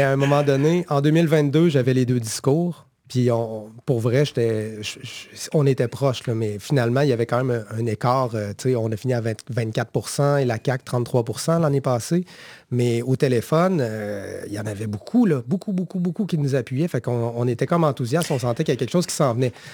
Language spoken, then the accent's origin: French; Quebec, Canada; nous, en tant que Québécois et Québécoises